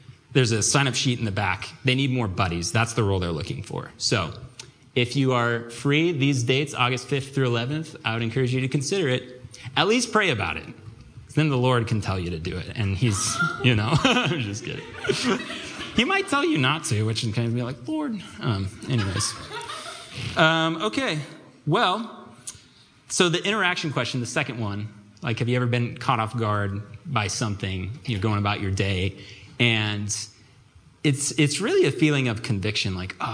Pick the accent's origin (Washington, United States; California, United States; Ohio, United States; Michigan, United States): Washington, United States; Vancouver; moved away as an adult; now in Seattle, United States; I was born and raised in Vancouver, USA